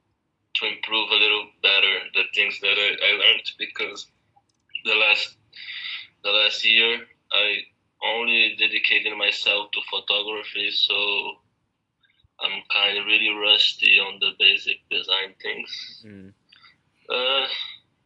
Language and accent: English; Rio de Janeiro, Brazil; English is a second language; moved away as an adult; now in Lisbon, Portugal; We're both from Rio